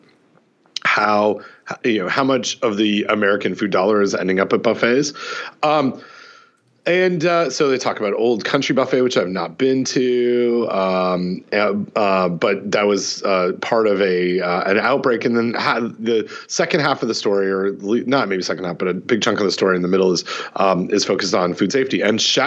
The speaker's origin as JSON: {"language": "English", "country": "Canada", "tie": "born or raised there", "said": "Growing up in Canada"}